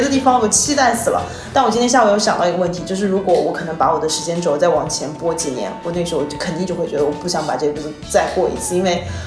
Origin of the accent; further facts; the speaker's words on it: Xiamen, Fujian, China; moved away as an adult; also born or lived in Bangkok / Chiang Mai / Bali; 我是厦门人